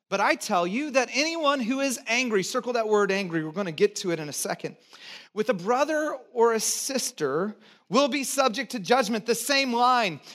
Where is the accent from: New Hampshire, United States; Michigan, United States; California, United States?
California, United States; Santa Cruz; also born or lived in Texas / Georgia; I was born in Texas, grew up in Santa Cruz, and did a few years in Georgia